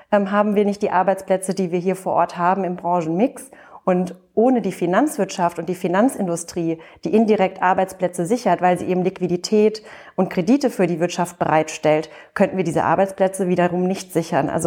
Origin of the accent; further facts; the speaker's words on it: Frankfurt, Hesse, Germany; Also ich bin Frankfurterin und die Paulskirche gehört für mich zu den Wahrzeichen Frankfurts.